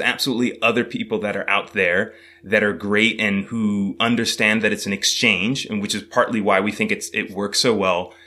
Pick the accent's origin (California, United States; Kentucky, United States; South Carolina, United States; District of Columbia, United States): California, United States; moved away; also born or lived in New York City; originally, I was born in California